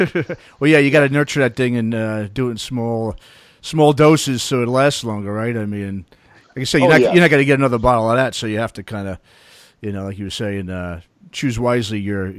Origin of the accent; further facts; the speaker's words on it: New York, United States; moved away as an adult; now in Bay Area, United States; growing up in the New York hardcore scene in the 90s